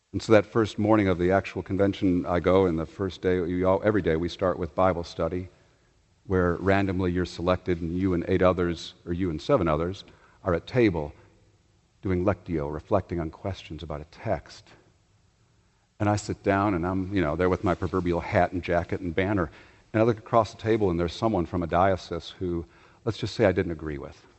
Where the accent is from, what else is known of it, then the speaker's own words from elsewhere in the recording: Chicago, Illinois, United States; moved away; also born or lived in the South (US); Growing up in Chicago